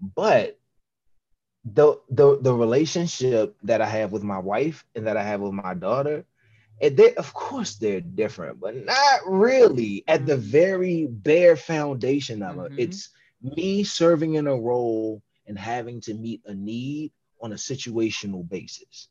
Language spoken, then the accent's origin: English; Washington, District of Columbia, United States; I grew up in Southeast DC